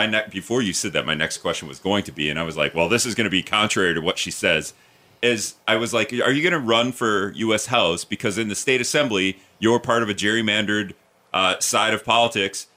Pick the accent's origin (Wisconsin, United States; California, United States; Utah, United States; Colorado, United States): Wisconsin, United States; Stevens Point; I'm from Stevens Point